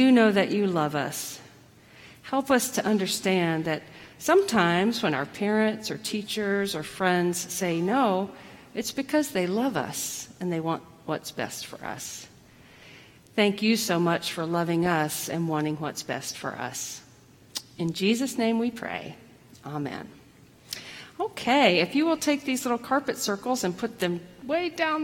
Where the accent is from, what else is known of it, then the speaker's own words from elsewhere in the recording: the South, United States; I grew up in the South. I grew up as a woman in the South